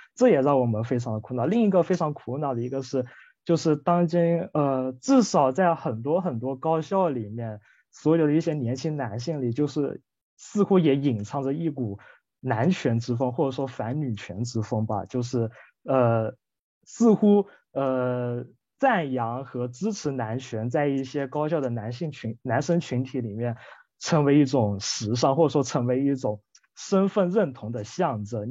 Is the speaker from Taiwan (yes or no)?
no; Guilin, Guangxi, China; 我是来自中国大陆广西桂林这个城市的